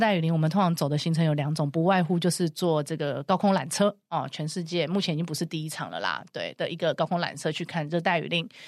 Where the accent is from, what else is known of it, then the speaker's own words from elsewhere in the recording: Taiwan; accent: Taiwanese accent; now in Cairns, Australia; 我是台湾人